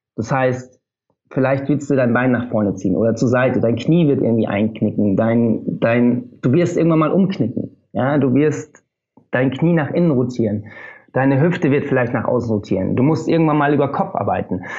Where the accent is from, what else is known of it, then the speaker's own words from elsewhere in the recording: Oberammergau, Bavaria, Germany; moved away as an adult; also born or lived in Munich; now in Berlin, Germany; Ich komme sonst aus Bayern, bin jetzt seit drei Jahren, guten drei Jahren, lebe ich in Berlin. Bin ähm, aus Oberammergau ursprünglich